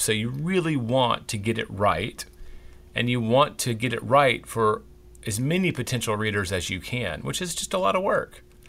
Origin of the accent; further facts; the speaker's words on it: Memphis, Tennessee, United States; now in Texas, United States; growing up in Memphis, Tennessee